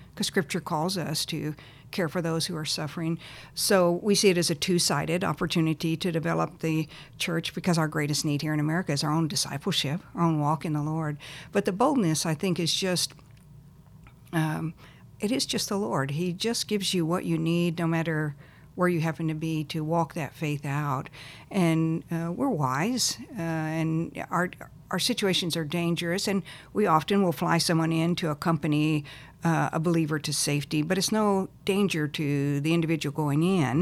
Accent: Texas, United States; also born or lived in Lubbock, Texas / El Paso, Texas / Plano, Texas; I was born in Texas, Lubbock, uh, lived in El Paso and then in Plano, Texas.

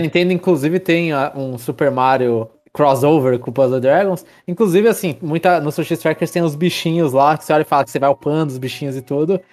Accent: São Paulo, Brazil; a gente é de São Paulo

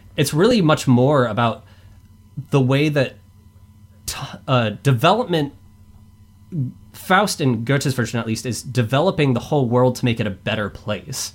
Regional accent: Boise, Idaho, United States; I am from Boise, Idaho

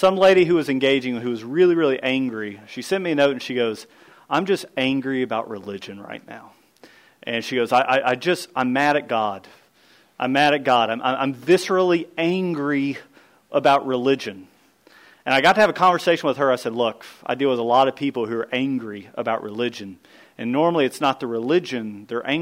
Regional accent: United States; the DNA that's within me as an American rebel

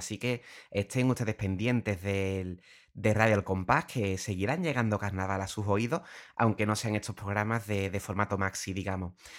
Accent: Puerto Real, Andalusia, Spain; soy de Puerto Real, llevo desde pequeño con, un, con familias muy vinculadas al carnaval

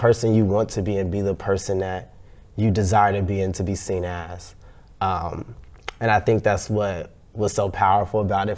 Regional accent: Chicago, Illinois, United States; I grew up in Chicago, South Side, South Suburbs, depending on who you ask

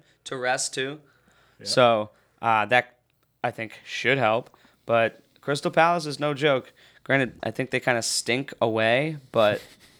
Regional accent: Ireland; And I am Irish, so that would be fun.

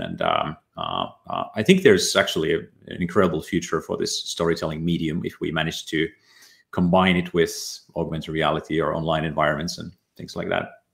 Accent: Ylivieska, North Ostrobothnia, Finland; moved away; also born or lived in Oulu; I was born in Finland, in a small town in uh, northern Ostrobothnia called uh, grew up there

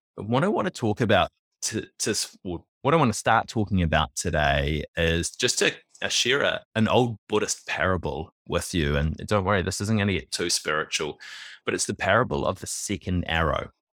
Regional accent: New Zealand; I was born in New Zealand in nineteen eighty-three, and like many Kiwi males born around that time and earlier

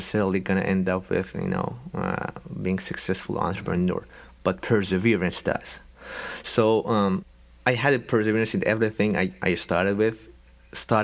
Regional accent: Iran; moved away; We're from Iran

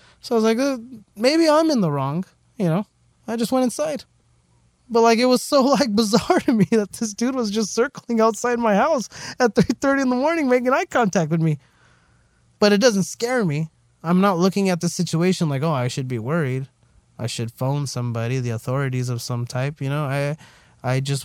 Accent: La Puente, California, United States; also born or lived in West Covina; I say that I'm, you know, from La Puente

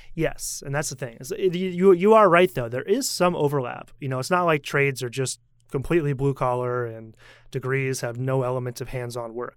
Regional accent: United States; now in Taiwan; as an American

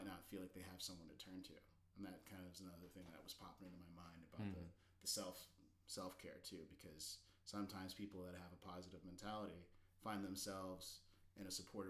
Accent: Alaska, United States; I grew up in Alaska and it's a very independent kind of Wild West place to grow up.

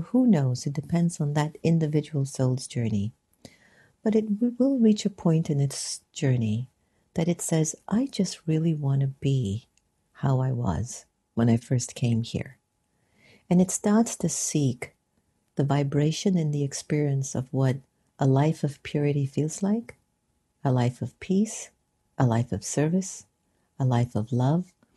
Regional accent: United States; growing up a non Hindu, second generation Indian American in the United States

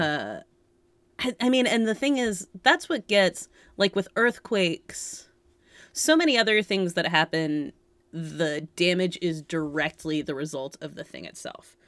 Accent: Massachusetts, United States; also born or lived in California; I'm obviously from Massachusetts

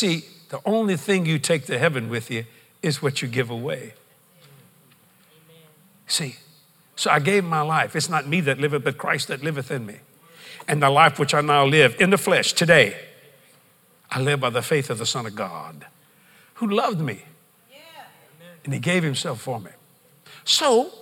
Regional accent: United States; I'm an American.

